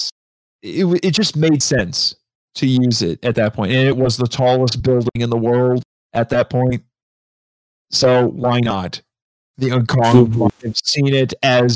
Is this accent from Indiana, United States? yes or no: yes; Indiana, United States; I'm from Indiana